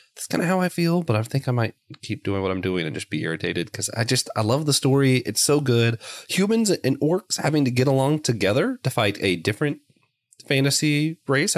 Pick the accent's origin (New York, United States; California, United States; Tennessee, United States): Tennessee, United States; Knoxville; now in Lancaster, United States; I'm originally from Knoxville, Tennessee